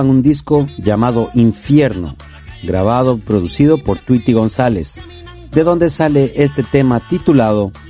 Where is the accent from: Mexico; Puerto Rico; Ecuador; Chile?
Ecuador; Quito, Pichincha; moved away; also born or lived in Brooklyn; mi ciudad natal, Quito, Ecuador.